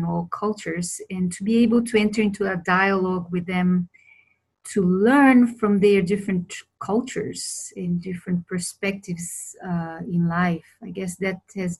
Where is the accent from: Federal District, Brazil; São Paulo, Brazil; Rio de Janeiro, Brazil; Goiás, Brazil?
Federal District, Brazil; Brasília; also born or lived in Europe; now in Costa Rica; I was born and raised in Brazil, in Brasilia, the capital, very early on I moved to Europe.